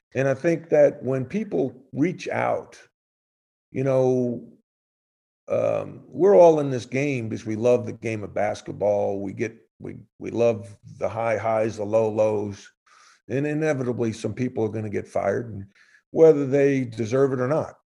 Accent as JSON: {"language": "English", "region": "New York", "country": "United States", "tie": "born or raised there", "said": "growing up in New York, playing in the park"}